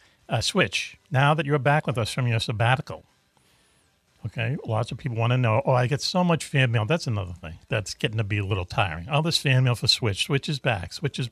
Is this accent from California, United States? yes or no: no; Boston, Massachusetts, United States; Even though I'm from Boston.